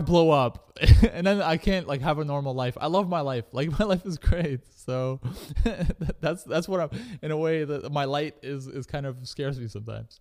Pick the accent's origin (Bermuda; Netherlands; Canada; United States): Canada; I was growing up in Canada